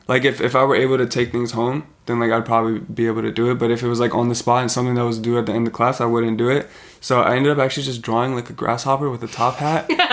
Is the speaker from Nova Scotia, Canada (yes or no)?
no; Vancouver, British Columbia, Canada; where we grew up in Vancouver.